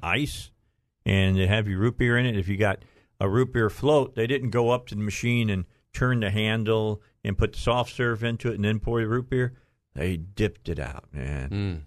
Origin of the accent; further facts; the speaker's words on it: Northwest Indiana, United States; moved away as an adult; now in Arkansas, United States; I'm from Northwest Indiana